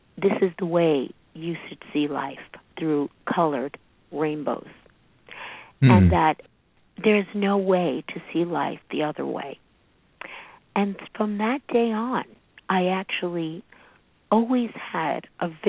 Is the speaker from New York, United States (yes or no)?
yes; New York City, New York, United States; I grew up in Brooklyn, New York